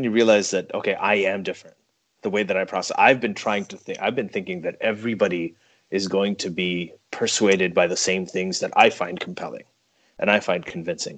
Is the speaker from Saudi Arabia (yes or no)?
yes; Saudi Arabia; I grew up in Saudi Arabia